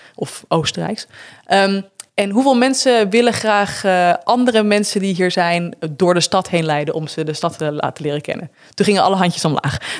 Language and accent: Dutch; Netherlands; moved away; als Nederlander